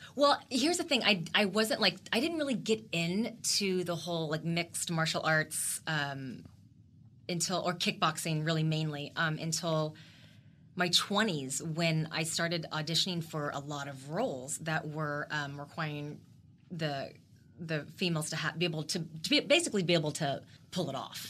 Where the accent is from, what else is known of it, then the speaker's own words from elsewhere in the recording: Texas, United States; the only Asian American actress from Texas.